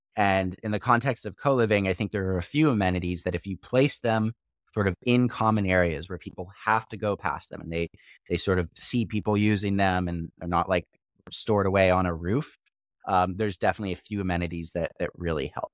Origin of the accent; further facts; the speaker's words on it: Missouri, United States; moved away; also born or lived in Austria; I was born in Missouri